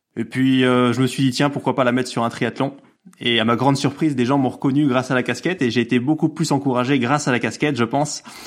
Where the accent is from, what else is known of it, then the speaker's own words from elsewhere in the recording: Lower Normandy, France; moved away as an adult; now in Nîmes, France; J'habite dans le sud de la France, du côté de Nîmes, même si je suis normand à l'origine, fier de l'être.